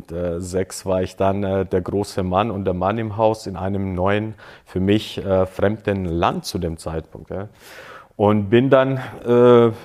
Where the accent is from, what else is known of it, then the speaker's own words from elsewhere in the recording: Böblingen, Baden-Württemberg, Germany; moved away; also born or lived in Croatia; Ich bin ja in Deutschland groß geworden oder, oder bis dahin aufgewachsen in Böblingen.